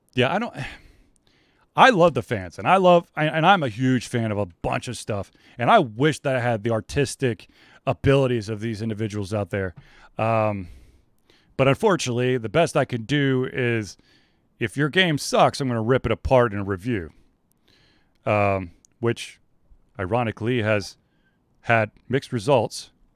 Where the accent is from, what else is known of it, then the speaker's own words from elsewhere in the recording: Atlanta, Georgia, United States; I grew up in Atlanta